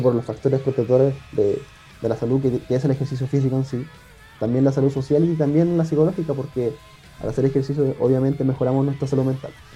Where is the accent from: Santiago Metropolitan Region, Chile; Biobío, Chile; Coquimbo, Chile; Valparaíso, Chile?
Biobío, Chile; Lota; yo soy de Lota, tengo igual un club acá